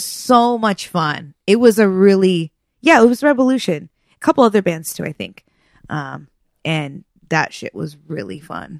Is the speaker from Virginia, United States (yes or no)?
no; Rancho Santa Margarita, California, United States; My old neighbor that I grew up with in Rancho Santa Margarita, I've known her and her family since I was probably like 12 years old.